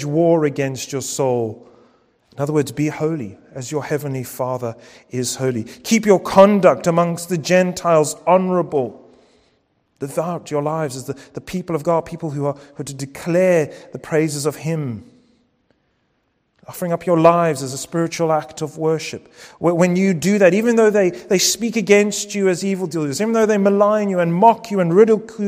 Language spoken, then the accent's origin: English; United Kingdom; Our passports might say that we're British citizens